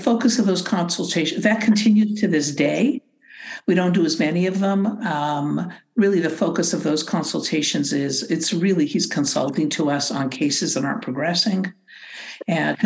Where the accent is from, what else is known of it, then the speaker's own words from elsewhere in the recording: Canada; being very Canadian